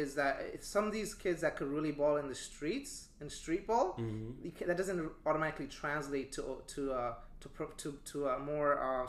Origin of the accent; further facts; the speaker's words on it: New York City, New York, United States; I grew up in Brooklyn